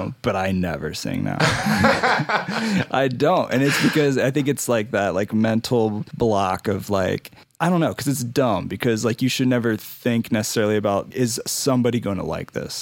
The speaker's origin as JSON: {"language": "English", "region": "Ohio", "country": "United States", "also_born_or_lived": "Indianapolis, Indiana", "moved": "yes", "lives_now": "Denver, United States", "said": "I'm from Ohio originally. I like to say I'm from Ohio 'cause that's just my people."}